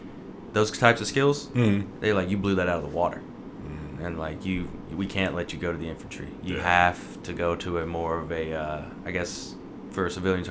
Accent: Mississippi, United States; And I'm from Mississippi, so a lot of people like to do their own work.

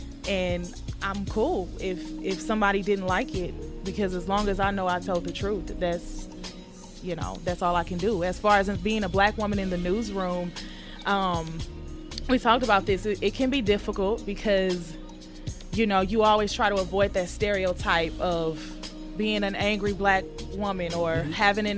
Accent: Houston, Texas, United States; why did they boo me when I said I was from Houston?

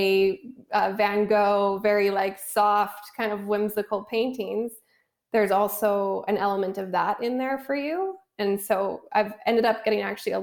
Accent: Canada; moved away as an adult; also born or lived in Vancouver, Canada; now in Los Angeles, United States; So being Canadian and having lived in Vancouver for the last 12 years, and then I moved to LA 2 years ago

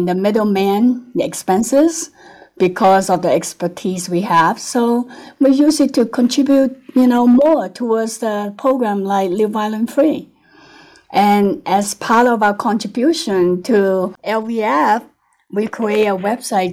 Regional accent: Hong Kong; moved away as an adult; also born or lived in United States; now in Lake Tahoe, United States; I was born in Hong Kong. Then I came to the US and became a citizen in my 20s.

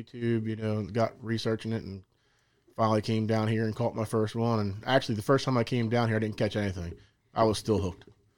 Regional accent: Rock Hall, Maryland, United States; Born and raised down in Rock Hall

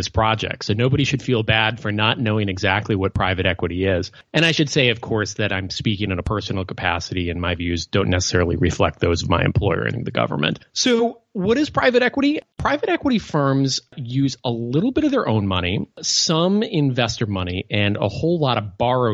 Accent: Midwest, United States; I grew up in the Midwest

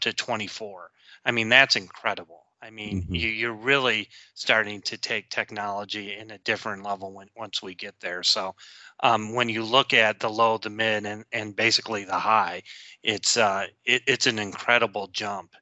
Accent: Detroit, Michigan, United States; I grew up in the Detroit area

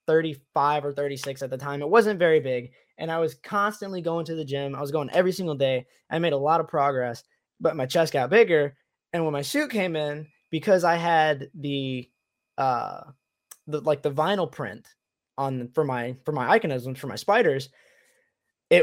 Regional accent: Tennessee, United States; moved away as an adult; also born or lived in Michigan; now in Florida, United States; I grew up in Tennessee

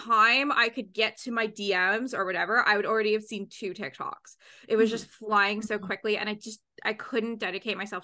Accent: Canada; I'm Canadian

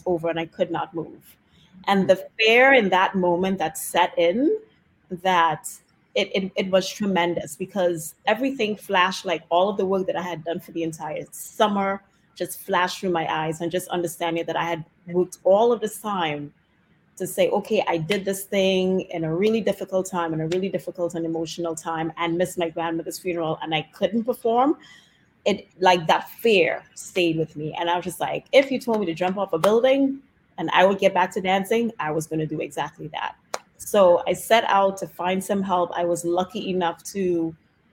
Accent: Trinidad & Tobago; moved away as an adult; now in Washington DC, United States; I grew up in Trinidad and Tobago

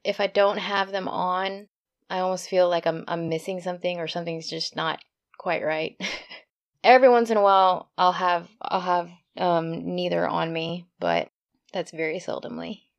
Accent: Texas, United States; I grew up in Texas

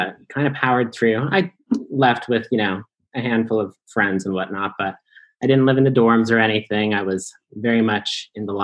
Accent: Arvada, Colorado, United States; I am from Denver, Colorado, a suburb at least

